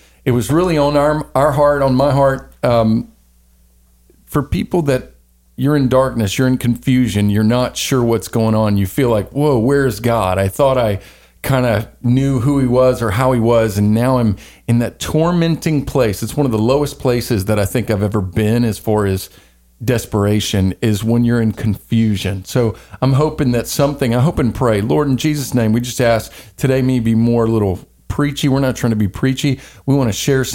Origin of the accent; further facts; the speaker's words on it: the Bible Belt, Southern United States, United States; I was born in the Bible Belt. I grew up in Baptist churches mostly